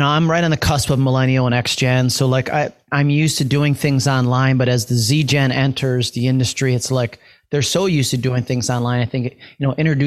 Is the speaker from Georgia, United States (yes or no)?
no; New York, United States; I'm from New York